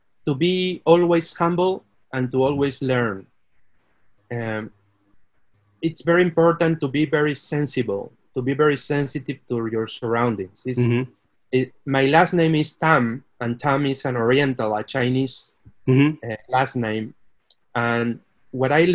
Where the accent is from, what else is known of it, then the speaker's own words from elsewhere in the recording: Peru; moved away as an adult; also born or lived in Mexico / United States / Brazil / Mexico City; now in Monterrey, Mexico; I am Peruvian